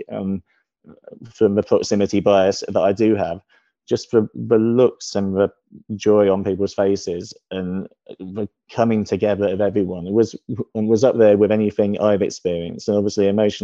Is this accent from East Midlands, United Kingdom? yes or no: no; Ipswich, East of England, United Kingdom; I was born in Ipswich. I've kept a season ticket there since 1992, had a family home there until last year.